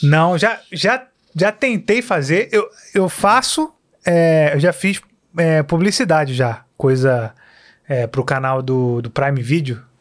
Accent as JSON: {"language": "Portuguese", "town": "Queimados", "region": "Rio de Janeiro", "country": "Brazil", "tie": "born or raised there", "also_born_or_lived": "Tijuca, Rio de Janeiro", "lives_now": "Rio de Janeiro, Brazil", "said": "eu vivi a vida inteira em Queimados, é, lá na Baixada. Queimados, até é. 20, 21 anos, eu acho que foi quando eu vim, vim para cá."}